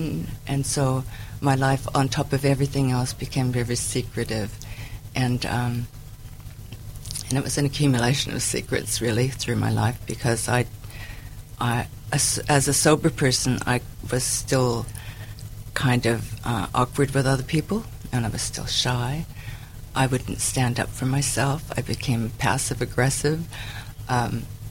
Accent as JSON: {"language": "English", "country": "United States", "also_born_or_lived": "Tacoma / Vancouver", "moved": "as an adult", "said": "I'm originally from the States"}